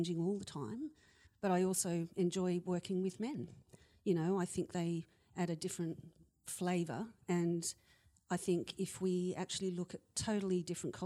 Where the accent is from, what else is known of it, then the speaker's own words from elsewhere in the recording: Australia; moved away; also born or lived in United Kingdom; I'm Australian and I'm female